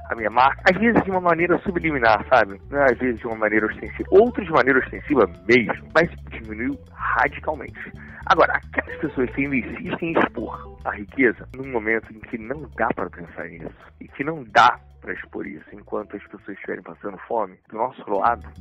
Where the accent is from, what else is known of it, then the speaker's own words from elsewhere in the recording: Rio de Janeiro, Brazil; eu nasci no Meia, um bairro do subúrbio do Rio de Janeiro